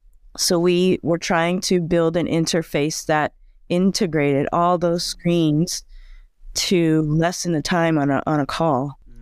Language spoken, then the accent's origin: English; Bangkok, Thailand; born there; I was born in Thailand, in Bangkok, but my family has moved around because my father was a diplomat.